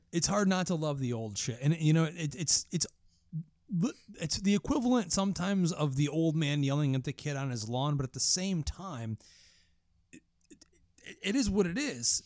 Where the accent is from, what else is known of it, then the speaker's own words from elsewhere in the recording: New York, United States; I'm from New York